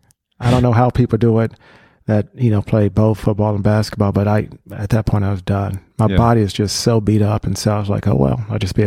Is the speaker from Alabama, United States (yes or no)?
no; Ohio, United States; born or raised there